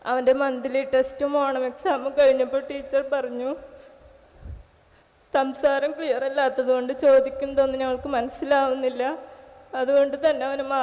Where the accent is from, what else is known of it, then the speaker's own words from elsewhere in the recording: Manakkody, Kerala, India; ഞാൻ മനക്കൊടിയിൽ നിന്ന് വരുന്നു